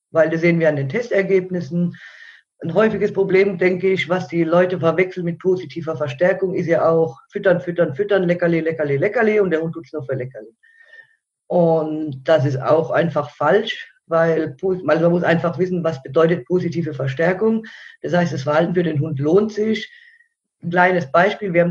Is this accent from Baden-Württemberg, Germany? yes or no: yes; Mannheim, Baden-Württemberg, Germany; Ja, ähm, ja also ich komme aus Mannheim und hauptberuflich bin ich Hundetrainerin